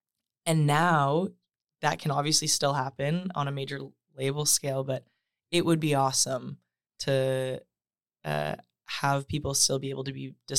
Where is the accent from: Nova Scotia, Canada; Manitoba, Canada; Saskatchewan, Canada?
Saskatchewan, Canada; Saskatoon; I'm from Saskatoon, Saskatchewan.